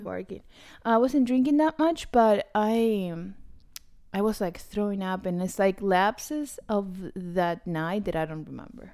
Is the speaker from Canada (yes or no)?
no; Argentina; moved away; I'm from Argentina